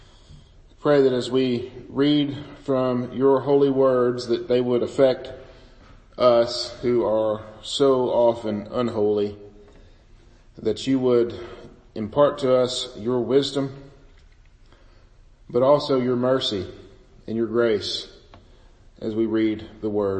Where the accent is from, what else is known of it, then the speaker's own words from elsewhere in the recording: Bootheel of Missouri, United States; I grew up in the Boot Hill of Missouri.